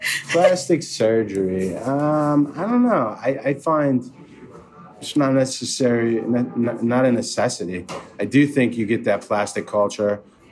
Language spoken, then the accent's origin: English; Western New York, United States; moved away; Originally, Western New York.